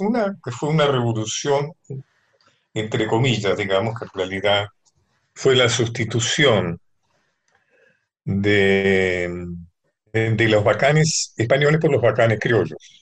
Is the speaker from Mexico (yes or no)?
no; Argentina; los argentinos tenemos un sentimiento nacional muy débil